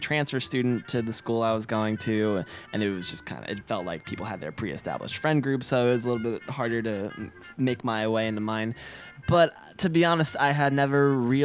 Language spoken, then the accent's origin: English; West Chester, Pennsylvania, United States; moved away as an adult; now in Seattle, United States; Originally, I am from Westchester, Pennsylvania. It's a small town, like 35-minute drive to the west of Philly